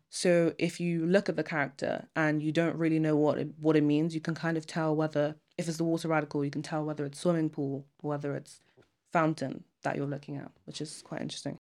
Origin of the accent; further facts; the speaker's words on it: Nigeria; now in United Kingdom; I'm from Nigeria and I'm a boarder